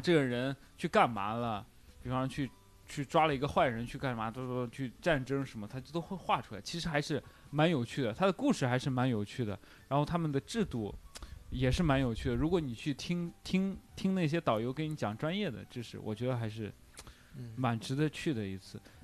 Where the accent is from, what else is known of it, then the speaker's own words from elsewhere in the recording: China; 我们中国人